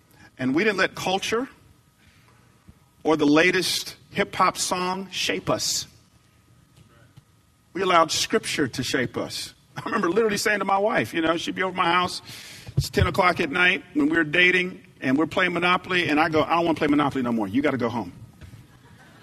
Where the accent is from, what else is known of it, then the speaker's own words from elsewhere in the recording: the Bible Belt, the South, United States; I grew up in the Bible Belt. I grew up down south